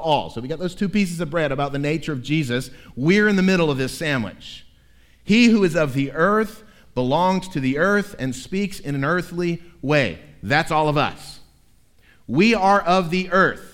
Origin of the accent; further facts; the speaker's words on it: Tampa, Florida, United States; moved away as an adult; also born or lived in South Georgia; now in Tennessee, United States; I was born at Tampa General Hospital in Tampa, Florida in 1969.